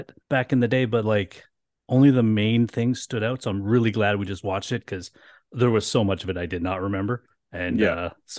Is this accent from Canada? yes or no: yes; Canada; being two Canadian kids, we thought we would have a fun chat about the last WrestleMania that was anywhere but in America.